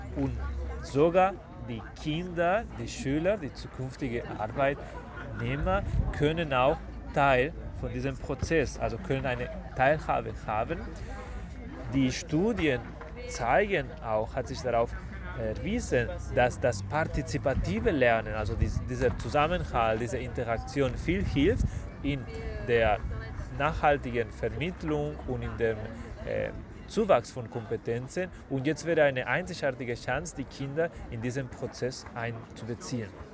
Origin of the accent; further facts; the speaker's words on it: Spain; German is a second language; now in Germany; meiner Heimat, also zu Spanien